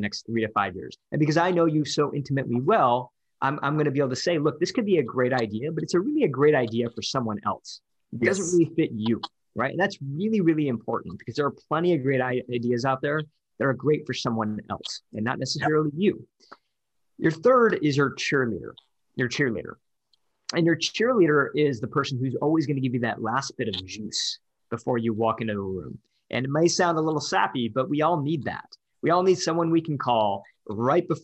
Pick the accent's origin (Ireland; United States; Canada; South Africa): United States; Detroit, Michigan; I'm from Detroit.